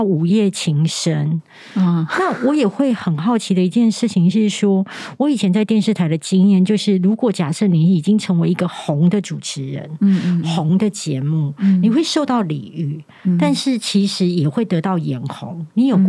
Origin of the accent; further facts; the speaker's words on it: Taiwan; accent: Taiwanese Mandarin; 他们也会觉得我的声音太台湾国语，甚至有很多的那个卷舌音都发不出来。